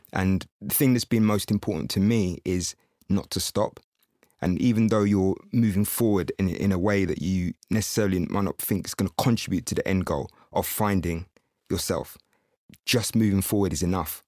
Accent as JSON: {"language": "English", "town": "Windsor", "region": "South East England", "country": "United Kingdom", "tie": "born or raised there", "said": "I was brought up in Windsor"}